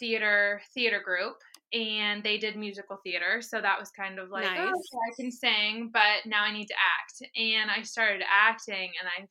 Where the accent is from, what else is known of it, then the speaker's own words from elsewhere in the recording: Bath, Maine, United States; moved away as an adult; also born or lived in Vinalhaven, Maine; now in Los Angeles, United States; I am from, originally from Bath, Maine